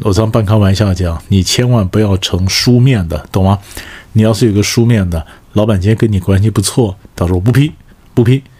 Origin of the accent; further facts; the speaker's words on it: China; 那么常常我们中国人讲置死地而后生嘛，是不是？